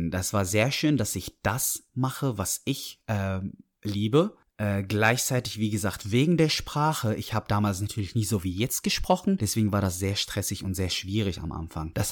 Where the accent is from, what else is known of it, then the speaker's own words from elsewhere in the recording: Dortmund, North Rhine-Westphalia, Germany; also born or lived in Syria; Dann habe ich Dortmund gesagt, dann meinten die aber ursprünglich, ich habe gesagt, ich komme aus Syrien, da meinten die, oh krass, das ist der erste Syrer, den wir treffen, der hier aufgewachsen ist.